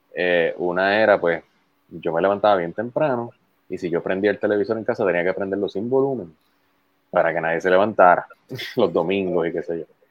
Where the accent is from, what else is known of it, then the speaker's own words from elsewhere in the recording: Puerto Rico; soy boricua